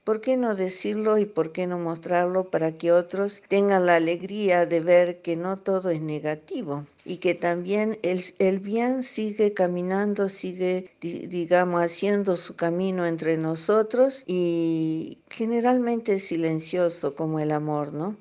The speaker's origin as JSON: {"language": "Spanish", "country": "Argentina", "moved": "yes", "lives_now": "Cameroon", "said": "argentina de origen. Eh, vivo en Camerún."}